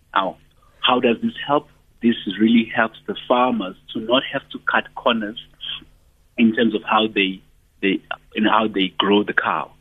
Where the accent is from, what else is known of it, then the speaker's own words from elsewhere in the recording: Ndwedwe, KwaZulu-Natal, South Africa; I come from Ndwedwe in KZN.